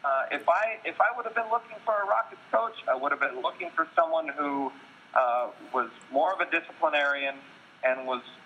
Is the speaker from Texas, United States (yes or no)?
yes; Texas, United States; I'm from Texas. I went to Texas Tech. I've been around the Big 12 for a lot of my life